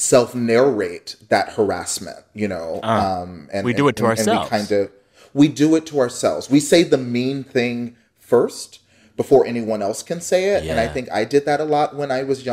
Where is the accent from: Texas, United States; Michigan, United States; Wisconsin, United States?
Texas, United States; Dallas; born or raised there; moved away as an adult; now in Columbus, United States